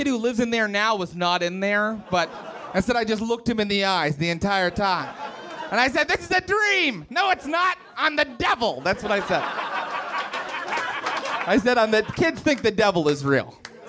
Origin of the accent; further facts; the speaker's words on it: Morgantown, West Virginia, United States; We were in my hometown. I'm from Morgantown, West Virginia.